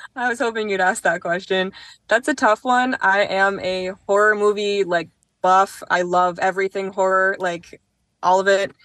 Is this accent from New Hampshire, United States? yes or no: yes; Manchester, New Hampshire, United States; a kid for me growing up in Manchester